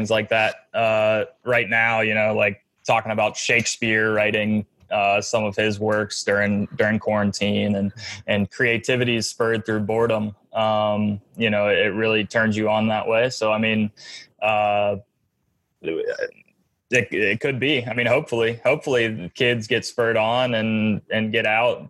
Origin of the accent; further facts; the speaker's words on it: Atlanta, Georgia, United States; I had a brick wall in my driveway when I was growing up in Atlanta